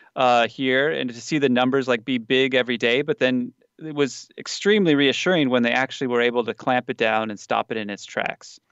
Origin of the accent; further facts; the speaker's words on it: United States; now in South Korea; as an American